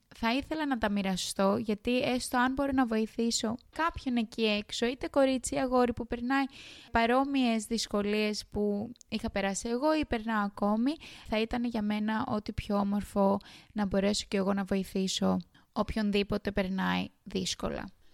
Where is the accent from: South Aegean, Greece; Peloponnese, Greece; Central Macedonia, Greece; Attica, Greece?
South Aegean, Greece; Kos; moved away as an adult; now in Sydney, Australia; κατάγομαι από την ΚΟ, ένα πολύ όμορφο νησί στα Δωδεκάνησα